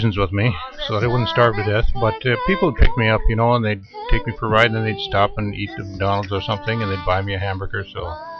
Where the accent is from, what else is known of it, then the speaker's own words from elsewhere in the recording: northern Japan, Japan; English is a second language; also born or lived in Tokyo, Japan; I'm from the country of Japan. I was born in Tokyo, but I grew up in the northern part of Japan.